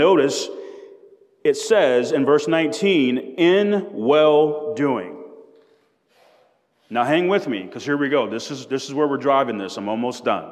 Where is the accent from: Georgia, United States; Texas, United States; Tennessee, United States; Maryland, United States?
Georgia, United States; South DeKalb; I grew up in South DeKalb